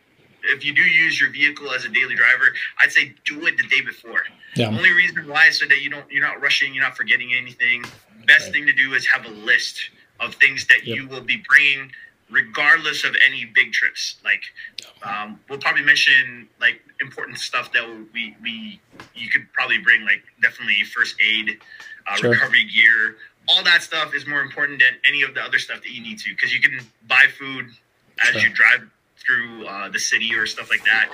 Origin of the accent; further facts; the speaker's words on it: Canada; I am Canadian